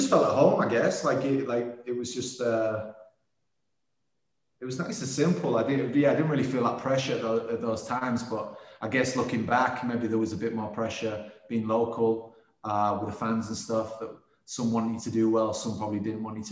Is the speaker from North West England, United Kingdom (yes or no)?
no; Scarborough, Yorkshire and the Humber, United Kingdom; born or raised there